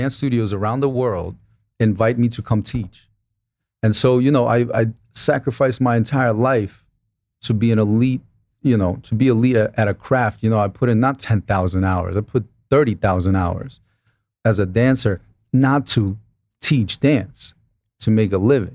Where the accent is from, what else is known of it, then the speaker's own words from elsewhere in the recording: Brooklyn, New York, United States; I was this kid from Brooklyn